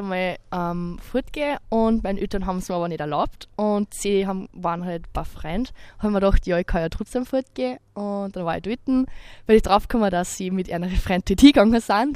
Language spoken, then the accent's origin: German; Mitterkirchen, Upper Austria, Austria; komme aus Mitterkirchen